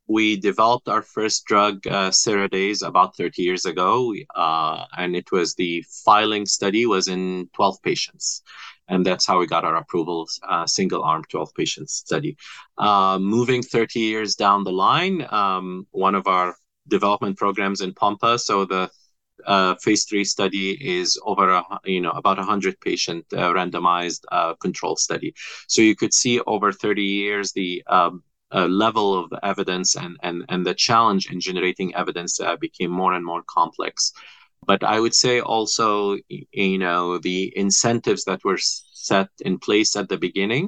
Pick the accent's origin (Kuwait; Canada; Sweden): Kuwait; moved away as an adult; also born or lived in Egypt / Boston, United States; now in United States; So I'm Egyptian by birth. I was raised in Kuwait and I came to the U.S. about 25 years ago.